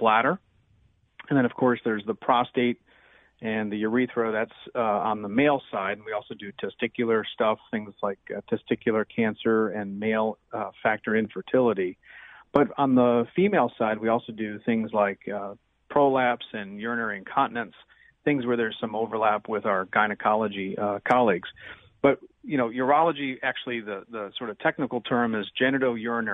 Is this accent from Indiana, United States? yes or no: yes; Munster, Indiana, United States; also born or lived in Gary, Indiana / New York City / Maywood, Illinois; I was actually born in Gary, was raised in Munster, Indiana, so I'm kind of a what we call a region rat.